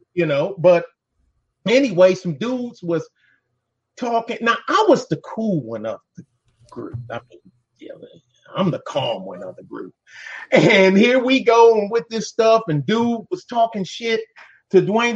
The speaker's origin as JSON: {"language": "English", "town": "Detroit", "region": "Michigan", "country": "United States", "said": "I'm from Detroit"}